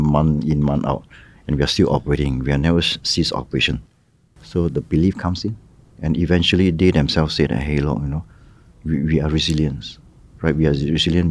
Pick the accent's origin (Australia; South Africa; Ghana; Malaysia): Malaysia; moved away as an adult; now in Ho Chi Minh City, Vietnam; my home country, which is Malaysia